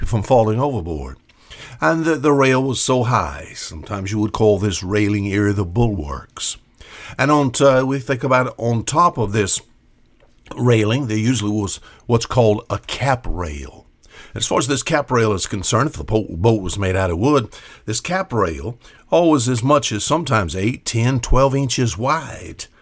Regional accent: Gulf of Mexico, Gulf Coast, United States; I was raised, basically, I was raised in the Gulf of Mexico on an old shrimp trawler.

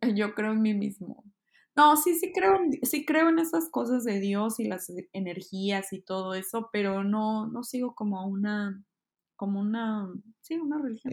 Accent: Hermosillo, Sonora, Mexico; moved away as an adult; also born or lived in Mexico City, Mexico; now in Kyoto, Japan; Yo soy de Hermosillo, Sonora

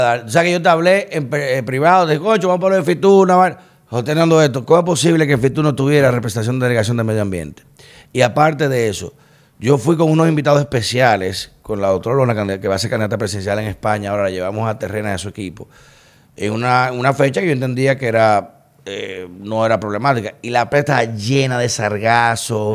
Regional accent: Dominican Republic; yo como dominicano

